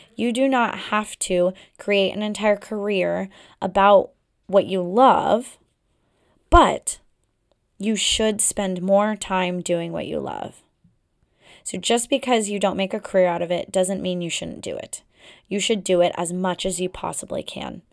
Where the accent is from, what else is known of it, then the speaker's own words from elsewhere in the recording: Pacific Northwest, United States; now in Boston area, United States; I come from the Pacific Northwest